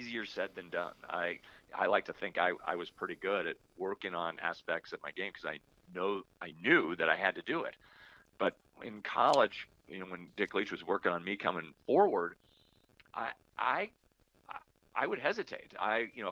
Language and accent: English; Palo Alto, California, United States; also born or lived in Los Angeles; Northern Cal where I grew up in Palo Alto